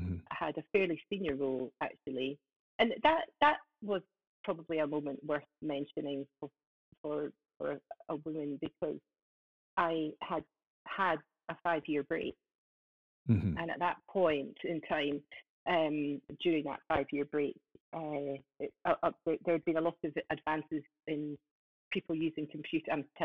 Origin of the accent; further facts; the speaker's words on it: Scottish Borders, Scotland, United Kingdom; also born or lived in Aberdeen; I am from Scotland in the Scottish Borders. That's just south of Edinburgh. I've lived here for 21 years